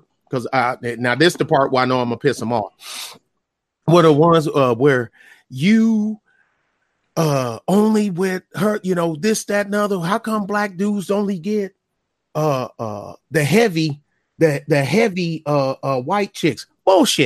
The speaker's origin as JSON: {"language": "English", "region": "Michigan", "country": "United States", "said": "I'm from Michigan too"}